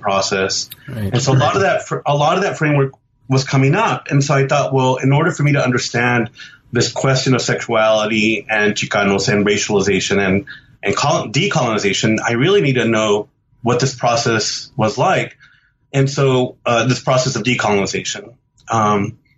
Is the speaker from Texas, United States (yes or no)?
yes; Dallas, Texas, United States; I grew up in Dallas